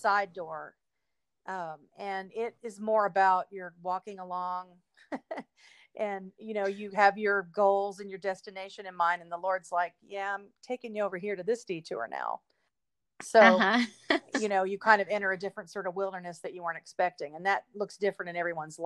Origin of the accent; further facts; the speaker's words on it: Fort Worth, Texas, United States; moved away as an adult; now in Los Angeles, United States; I grew up in Texas, born in Fort Worth